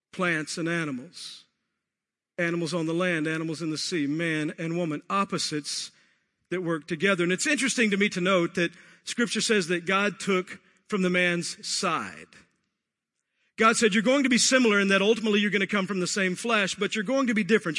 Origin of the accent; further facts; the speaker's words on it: Texas, United States; I grew up in Texas